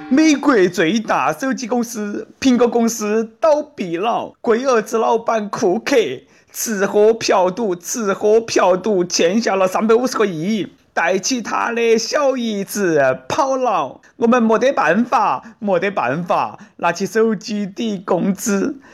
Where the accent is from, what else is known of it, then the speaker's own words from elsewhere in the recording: Sichuan, China; accent: Sichuanese Mandarin (Chuanpu); 我们四川人肯定记得到他的名字噻